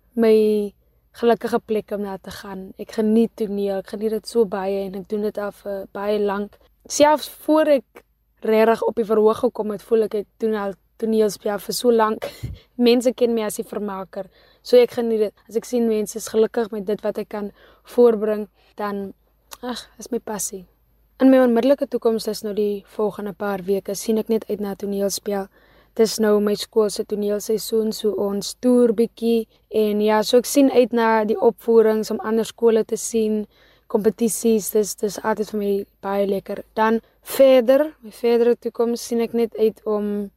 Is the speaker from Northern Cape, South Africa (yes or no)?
yes; Kakamas, Northern Cape, South Africa; gebore en grootgemaak in Kakamas.